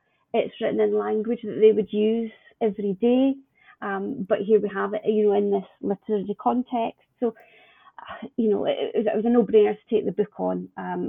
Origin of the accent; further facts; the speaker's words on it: Scotland, United Kingdom; So yeah, I see it as my role as a Scottish publisher to nurture that, wherever I'm lucky enough to find it.